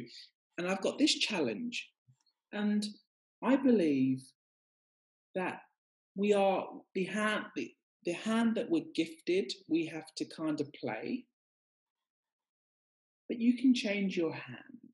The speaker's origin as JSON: {"language": "English", "area": "Essex", "region": "East of England", "country": "United Kingdom", "tie": "born or raised there", "said": "I grew up in Essex"}